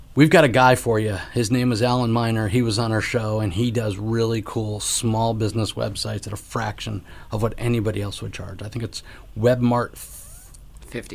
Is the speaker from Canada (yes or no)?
no; Connecticut, United States; now in Florida, United States; I'm from Connecticut